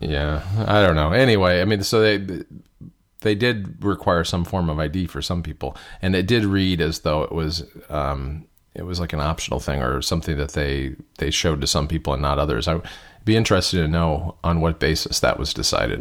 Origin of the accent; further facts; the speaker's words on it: Michigan, United States; I grew up in Michigan, not too far from Detroit, where DeLorean was based